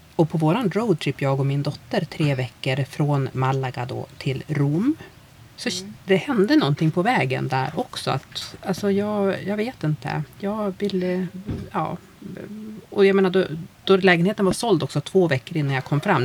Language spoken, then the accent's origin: Swedish; Umeå, Västerbotten County, Sweden; moved away as an adult; Jag är ju från Umeå